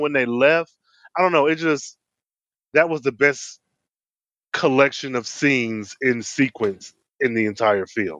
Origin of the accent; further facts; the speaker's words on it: Midwest, United States; I'm from the Midwest